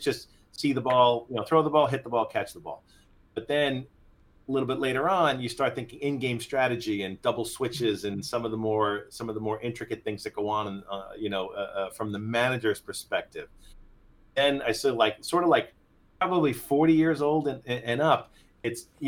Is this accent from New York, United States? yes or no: yes; Long Island, New York, United States; also born or lived in Tokyo, Japan; Born and raised on Long Island.